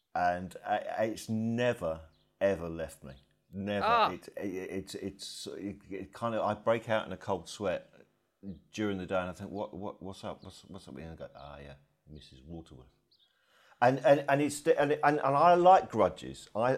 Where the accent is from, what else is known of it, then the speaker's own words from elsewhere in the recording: King's Lynn, East of England, United Kingdom; also born or lived in Blackburn; I was born in the north. I was born in Blackburn, and we moved to near King's Lynn when I was about six.